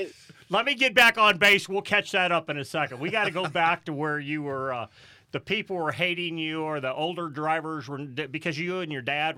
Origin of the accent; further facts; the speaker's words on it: Midwest, United States; I grew up in the Midwest dirt racing